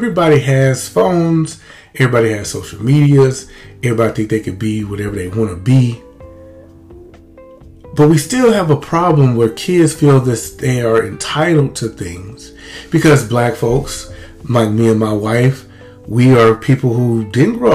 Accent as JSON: {"language": "English", "town": "Lumberton", "region": "Mississippi", "country": "United States", "tie": "born or raised there", "said": "we had a great life as kids growing up in Lumberton, Mississippi."}